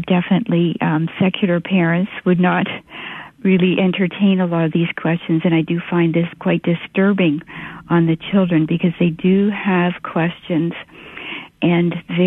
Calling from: Canada; I'm calling from Canada.

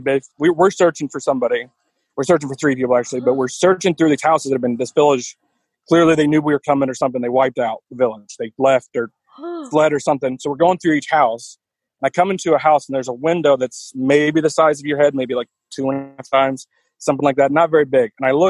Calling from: United States; I'm about 15 minutes south of Kansas City.

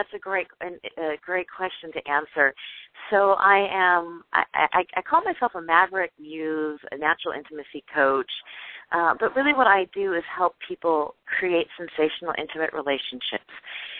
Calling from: California, United States; I'm calling from California, so it's still dark over here

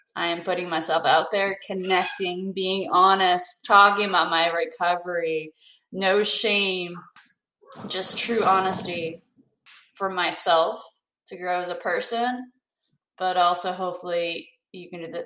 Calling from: North Carolina, United States; I'm calling from North Carolina

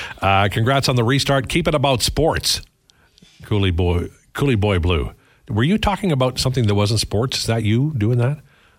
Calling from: Calgary, Alberta, Canada; I'm tuning in from Calgary using the iHeartRadio app.

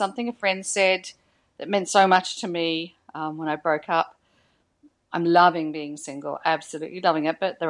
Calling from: Tasmania, Australia; calling from Tassie.

